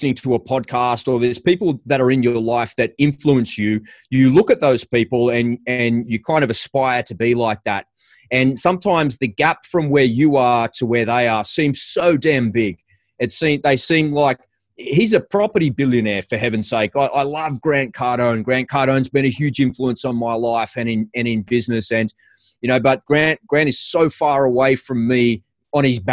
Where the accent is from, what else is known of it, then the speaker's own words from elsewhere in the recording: Sydney, New South Wales, Australia; I'm an Aussie. I'm from Sydney, Australia.